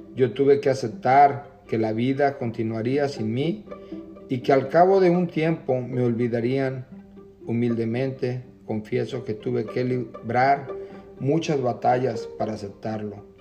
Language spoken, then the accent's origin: Spanish; Jalisco, Mexico; now in Camarillo, United States; Me encuentro en la ciudad de Camarillo, California. Soy del estado de Jalisco.